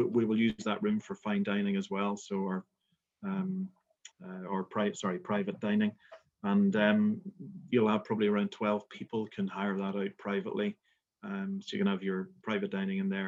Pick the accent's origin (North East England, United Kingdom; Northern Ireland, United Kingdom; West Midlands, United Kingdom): Northern Ireland, United Kingdom; Belfast; moved away as an adult; also born or lived in west coast of Scotland; now in Scotland, United Kingdom; as you can tell from my accent, I'm not from Scotland, but I'm originally from Belfast, and I've been over in the west coast of Scotland for just about 20 years.